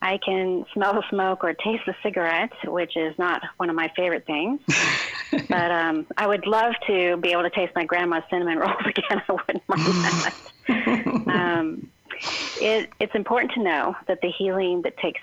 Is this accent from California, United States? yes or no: yes; California, United States; I grew up in California